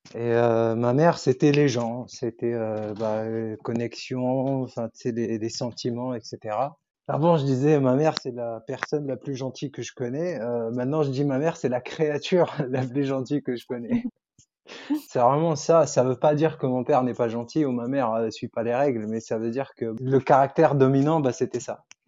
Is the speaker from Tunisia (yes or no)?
yes; Tunisia; first language Arabic; French is a second language; j'ai grandi en Tunisie du coup. Donc ma langue maternelle c'est l'arabe